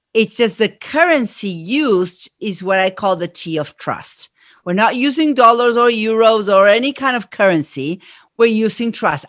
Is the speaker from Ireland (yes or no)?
no; Argentina; accent: Argentine; moved away; I am from Argentina. That's where my accent is from